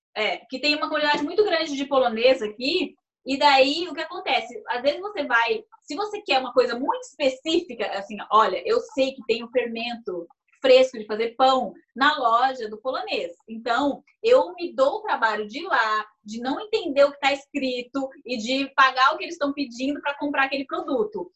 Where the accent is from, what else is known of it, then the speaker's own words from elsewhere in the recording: Brazil; moved away; eu sou brasileira